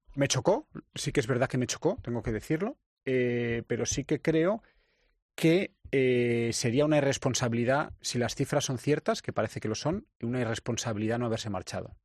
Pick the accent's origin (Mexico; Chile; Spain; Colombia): Spain; nosotros somos españoles